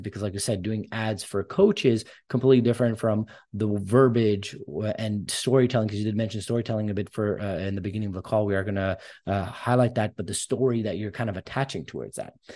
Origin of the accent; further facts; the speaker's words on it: Canada; I'm Armenian descent. I'm born in Canada. Both my parents immigrated here